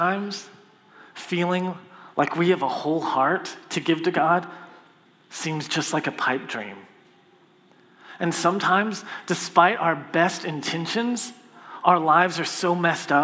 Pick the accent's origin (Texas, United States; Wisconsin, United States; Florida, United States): Texas, United States; Copperfield; I'm from Copperfield